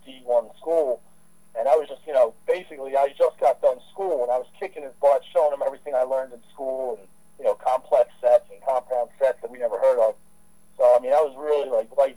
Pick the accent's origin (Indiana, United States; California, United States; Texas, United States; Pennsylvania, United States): Pennsylvania, United States; Philadelphia; I'm from the Philadelphia area. I'm actually born and raised from Philadelphia